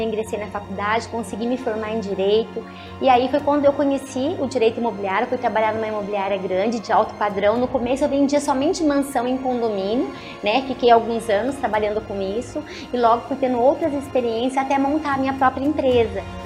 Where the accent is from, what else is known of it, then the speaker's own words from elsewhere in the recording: Aparecida, São Paulo, Brazil; eu sou de uma família bem simples, nascida na cidade de Aparecida do Norte